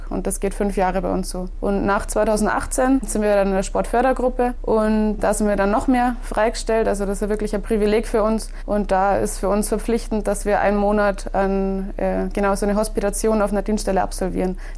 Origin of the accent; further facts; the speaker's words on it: Berchtesgaden, Bavaria, Germany; also bei uns ist ja auch der Stützpunkt in Berchtesgaden, also im Heimatort, wo ich aufgewachsen bin. Also das ist perfekt für mich. Und letzte hatten wir dann auch den, den Heimweltcup in Berchtesgaden, also drei Minuten von meinem Elternhaus entfernt.